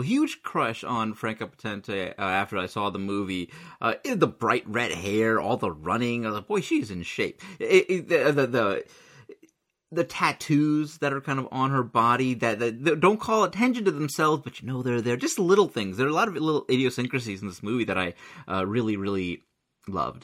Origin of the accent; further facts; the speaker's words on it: United States; I'm totally American